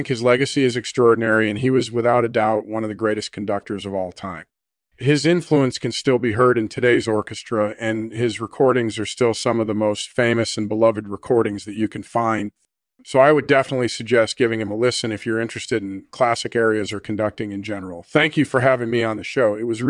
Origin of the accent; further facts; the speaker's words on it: England, United Kingdom; born there; Well, I was born in England in 1965.